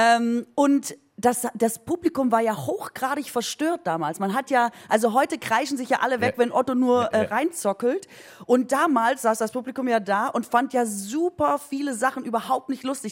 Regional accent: Aalen, Baden-Württemberg, Germany; ich komme aus Orla. Orla ist in Baden-Württemberg an der Grenze zu Bayern.

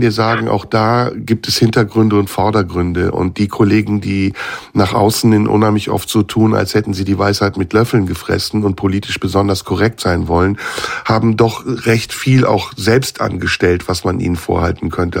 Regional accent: Turkey; now in Germany; ich bin Türke, natürlich. Ich komme aus der Türkei, lebe in Deutschland, habe einen deutschen Pass, aber ich bin türkischer Herkunft

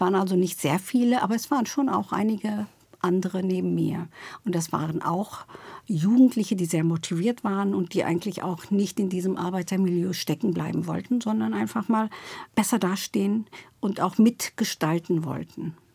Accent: Duisburg, North Rhine-Westphalia, Germany; also born or lived in Turkey; now in Berlin, Germany; Ich komme aus Duisburg-Rheinhausen sogar.

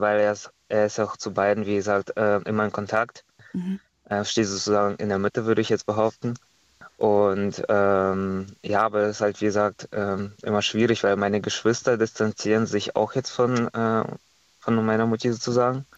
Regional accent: Estonia; now in Germany; ich komme ja ursprünglich aus Estland

